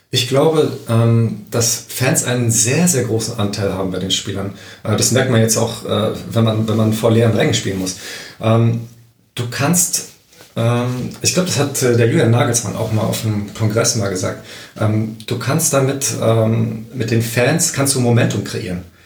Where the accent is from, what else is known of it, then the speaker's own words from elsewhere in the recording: Berlin, Germany; moved away; also born or lived in Aachen; da ich ja gebürtiger Berliner bin